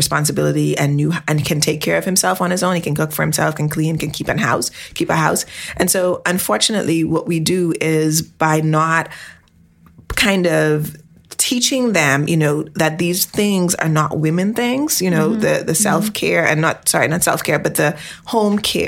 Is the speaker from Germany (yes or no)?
no; Bahamas; I'm from the Bahamas, and our population is primarily people of color